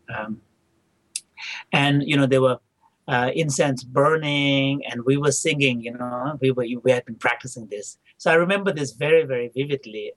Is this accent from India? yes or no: yes; India; English is a second language; also born or lived in Tibet / Dharamsala / South India; I was barely a year when my parents left, so I don't have any childhood memory of Tibet. But I do have memory of uh, my early childhood in northern India.